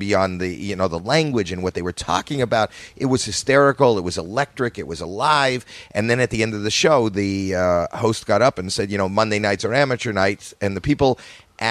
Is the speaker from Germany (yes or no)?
no; Toronto, Ontario, Canada; moved away as an adult; I'm from Toronto, Canada